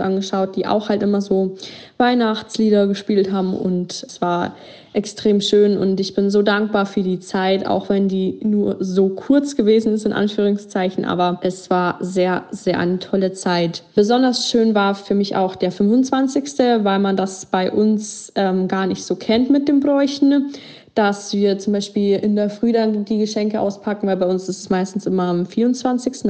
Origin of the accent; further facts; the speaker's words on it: Germany; bei uns in Deutschland